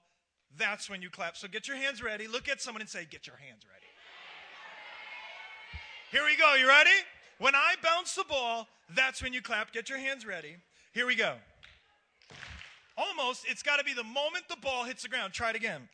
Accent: New York, United States; I'm originally from New York.

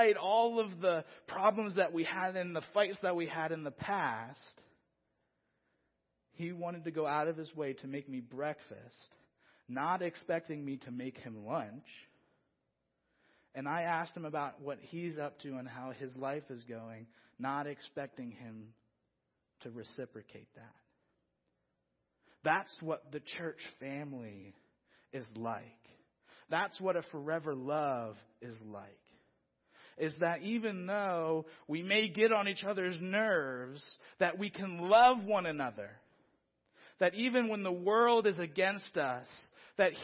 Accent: Philadelphia, Pennsylvania, United States; moved away; originally, I'm from Philadelphia.

